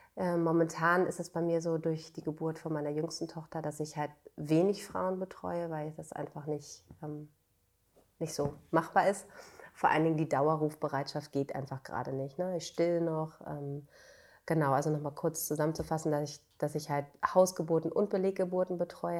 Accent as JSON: {"language": "German", "town": "Bad Segeberg", "region": "Schleswig-Holstein", "country": "Germany", "tie": "born or raised there", "moved": "as an adult", "lives_now": "Berlin, Germany", "said": "Ich bin in Schleswig-Holstein aufgewachsen, äh, in Bad Segeberg"}